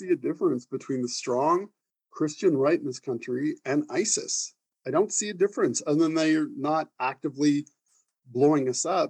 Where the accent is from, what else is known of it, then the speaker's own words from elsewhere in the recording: Canada; I want to be proud of being a Canadian.